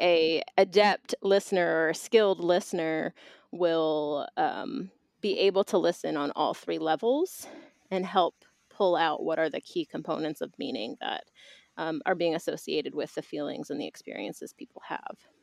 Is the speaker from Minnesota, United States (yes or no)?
no; Boston, Massachusetts, United States; also born or lived in Philadelphia, Pennsylvania / Atlanta, Georgia; now in Bristol, Tennessee, United States; I was born in Boston, Massachusetts